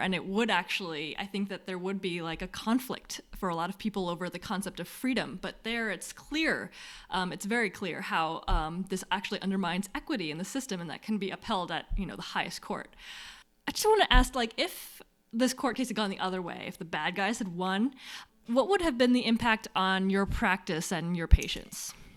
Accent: United States; as an American

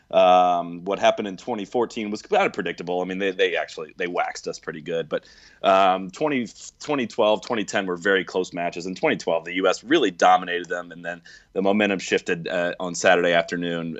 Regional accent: United States; I'm an American

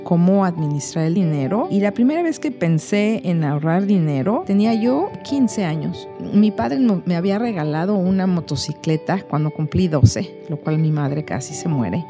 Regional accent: Mexico City, Mexico; soy originaria de la Ciudad de México

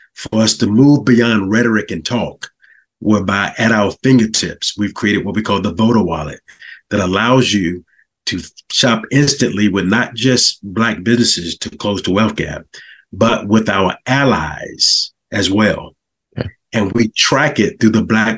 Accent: Augusta, Georgia, United States; moved away as an adult; now in Fayetteville, United States; I'm from Augusta, Georgia, currently resides in Fayetteville, Georgia.

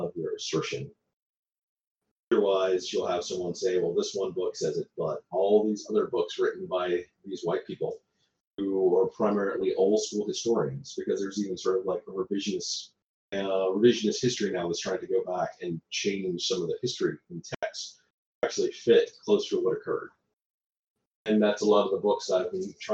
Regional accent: Alabama, United States; growing up in Alabama, we didn't have a lot of money

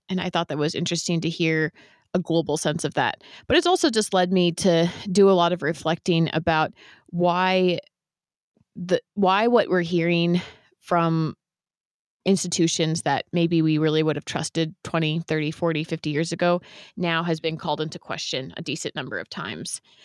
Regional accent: San Francisco Bay Area, California, United States; I grew up in the San Francisco Bay Area, which is where my parents

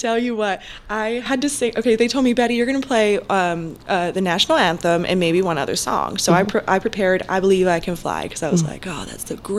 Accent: Tampa, Florida, United States; I was born and raised in Tampa. My family was from Georgia, and they moved down here when my mom was young

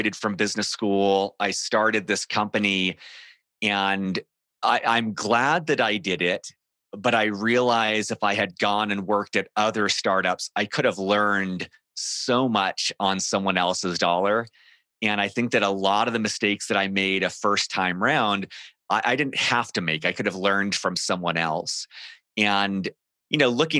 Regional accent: Southern California, United States; moved away as an adult; now in Denver, United States; I grew up in Southern California

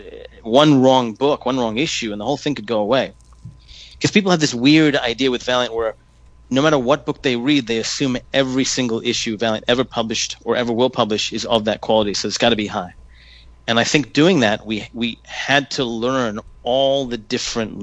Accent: Hong Kong; I grew up in Hong Kong.

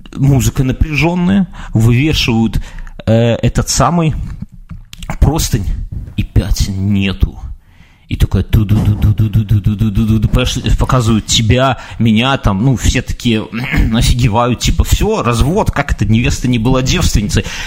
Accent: Belarus

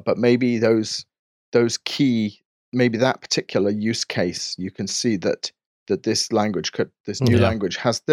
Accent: England, United Kingdom; I'm very English and reserved

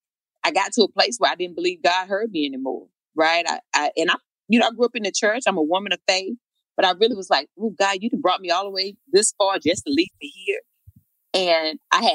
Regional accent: Eden, North Carolina, United States; moved away as an adult; I was back in my hometown of Eden.

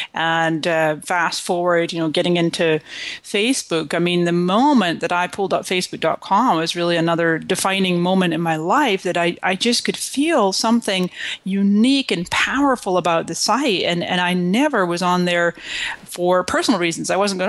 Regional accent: Scotland, United Kingdom; moved away as an adult; also born or lived in Canada; now in United States; And so I came to this country in 1999 from Scotland, and before that I was born in Canada.

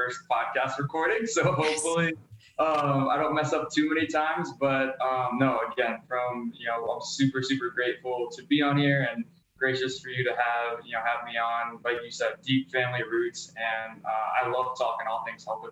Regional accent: Philadelphia, Pennsylvania, United States; I grew up in Philly. I was a city slicker through and through growing up

